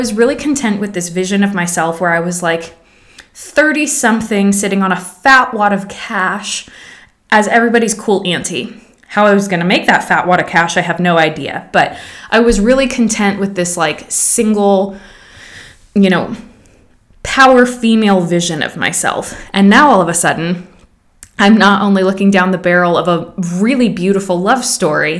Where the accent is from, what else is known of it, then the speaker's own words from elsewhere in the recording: Pacific Northwest, United States; moved away as an adult; also born or lived in Georgia; I grew up in the Pacific Northwest, traveling to Los Angeles in the summers